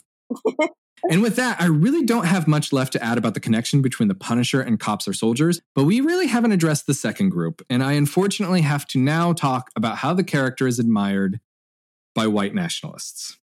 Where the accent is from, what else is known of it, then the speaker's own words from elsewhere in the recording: Indiana, United States; my home state of Indiana